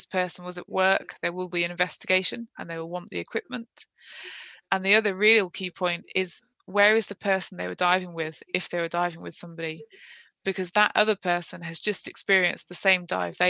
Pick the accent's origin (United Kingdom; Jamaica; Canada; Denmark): United Kingdom; Midlands; moved away as an adult; now in Plymouth, United Kingdom; I'm from the Midlands